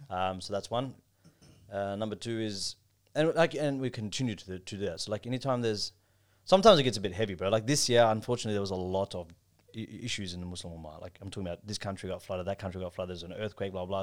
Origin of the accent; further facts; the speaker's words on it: Melbourne, Victoria, Australia; also born or lived in Pakistan; growing up in Melbourne